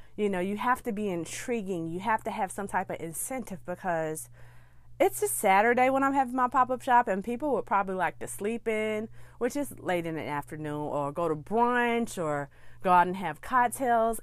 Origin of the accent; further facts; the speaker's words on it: Birmingham, Alabama, United States; my hometown of Birmingham, Alabama